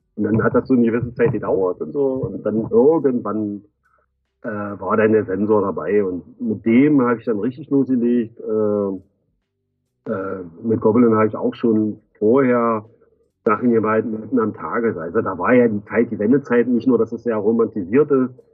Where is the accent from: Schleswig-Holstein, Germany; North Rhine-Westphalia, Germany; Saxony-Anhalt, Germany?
Saxony-Anhalt, Germany; Magdeburg; bin Magdeburger